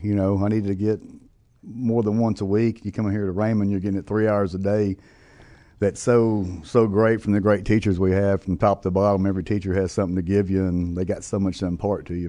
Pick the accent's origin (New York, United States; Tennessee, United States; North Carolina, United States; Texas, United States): Texas, United States; Wills Point; moved away as an adult; I'm from Wills Point, Texas, and in East Texas, if you don't know where that's at. And uh, Grew up on about 100 acres